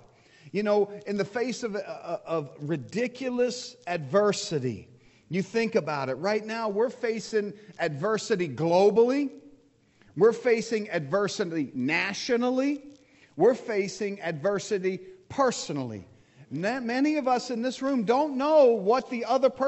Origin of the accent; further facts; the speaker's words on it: United States; I'm American